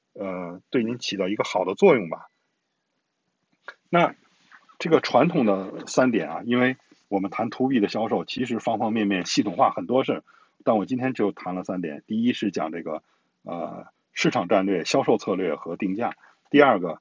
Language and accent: Chinese; China; 他是对我们中国人很有好感的。